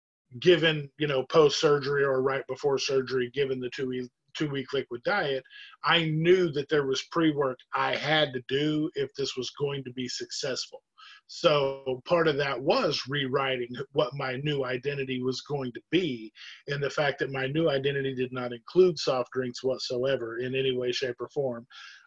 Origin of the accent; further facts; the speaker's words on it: Southern United States, United States; But for myself, I grew up in the South.